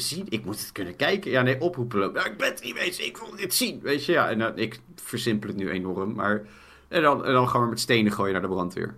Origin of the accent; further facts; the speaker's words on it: Poeldijk, South Holland, Netherlands; in Poeldijk, het dorp waar ik vandaan kom